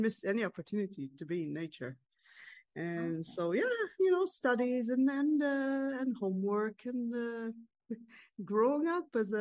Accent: Israel; I grew up in a small town in Israel. I was born and raised in Israel. I live in Israel.

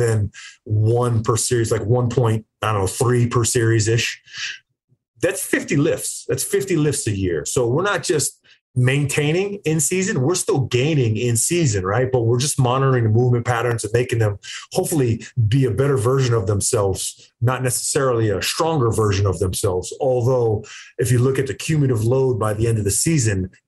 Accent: East Coast, United States; I'm a kid from the East Coast

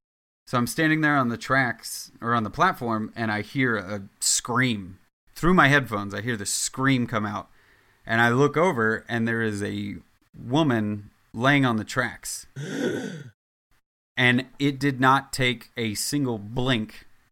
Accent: Midwest, United States; now in New York, United States; I come from the Midwest where you say hello to people and you're not a dickhead on a regular basis.

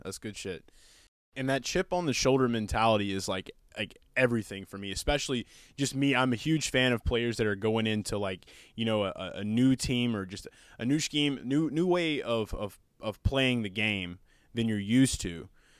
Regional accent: Hammond, Louisiana, United States; So with growing up in Hammond, man, I mean, like, I know that, you know, other than Southeastern, really, the next place that people are going to be looking at for, like, football is going to be, like, LSU and stuff.

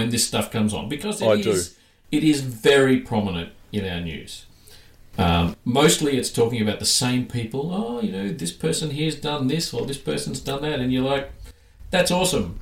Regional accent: Australia; accent: Australian; now in Melbourne, Australia; we're in, obviously, Australia. You can hear our accents. We're Australian. But we're in Melbourne

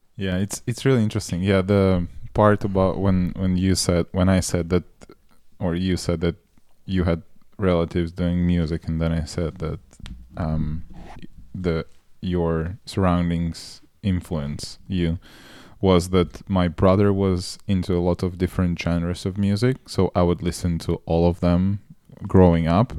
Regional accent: Moldova; moved away; also born or lived in Russia; I grew up in Moldova

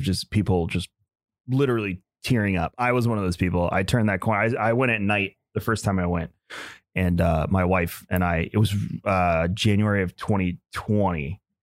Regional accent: Long Island, New York, United States; now in Tampa, United States; where I'm originally from. I'm from Long Island

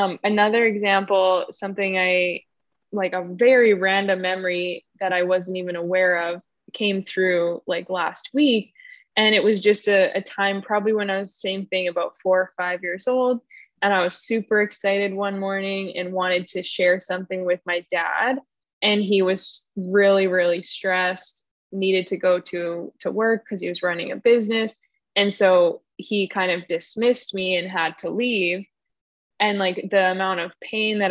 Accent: Winnipeg, Manitoba, Canada; I grew up in Winnipeg, Canada.

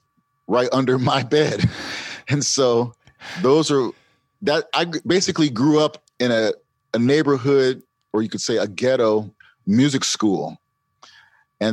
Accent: Camden, New Jersey, United States; I grew up in Camden, New Jersey, which is sometimes a murder capital

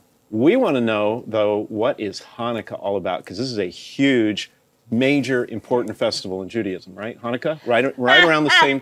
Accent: Atlanta, Georgia, United States; I grew up in Atlanta at a church called Lutheran Church of Redeemer.

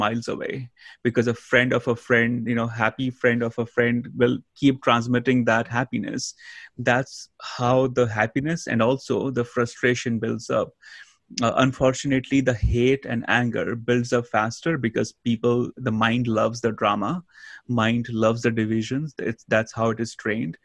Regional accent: India; moved away; I grew up in India

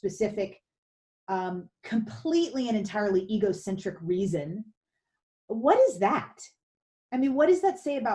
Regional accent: Louisville, Kentucky, United States; I grew up in Kentucky, outside Louisville, Kentucky

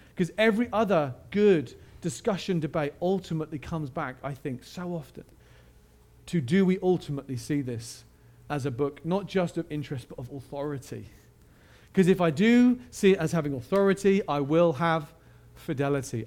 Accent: United Kingdom; I am British

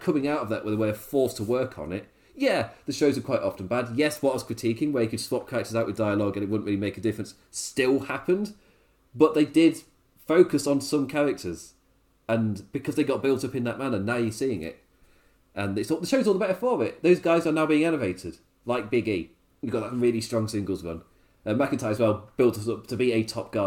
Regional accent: England, United Kingdom; As an Englishman

